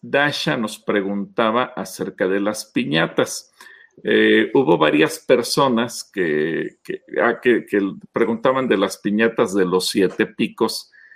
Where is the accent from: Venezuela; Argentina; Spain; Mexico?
Mexico; los mexicanos eh, nos ponemos la medalla de que somos uno de los pueblos más alegres del mundo